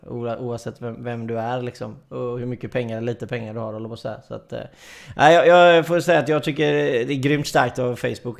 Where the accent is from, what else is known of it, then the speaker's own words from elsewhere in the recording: Gothenburg, Västra Götaland, Sweden; jag är ju göteborgare